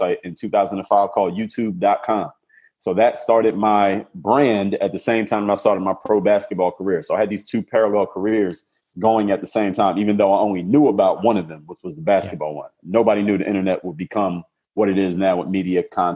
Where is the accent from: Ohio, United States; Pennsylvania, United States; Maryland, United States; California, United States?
Pennsylvania, United States; Philadelphia; now in Miami, United States; I'm from Philadelphia, Pennsylvania. Now I live in Miami, Florida